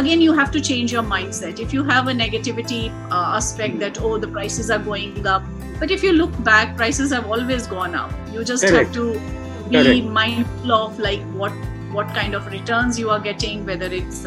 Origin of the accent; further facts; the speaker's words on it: India; moved away; I come from India